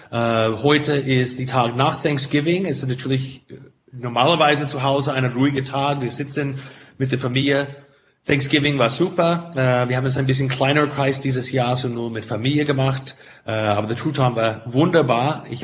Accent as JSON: {"language": "German", "town": "St. Helena", "region": "California", "country": "United States", "tie": "born or raised there", "second_language": "German", "moved": "as an adult", "lives_now": "Europe", "said": "ich komme direkt aus St. Helena. St. Helena ist die Kern, ist die Herz von Napa. Um, ähm, das ist in Mittel des Tal, ist ein Dorf mit so 5000"}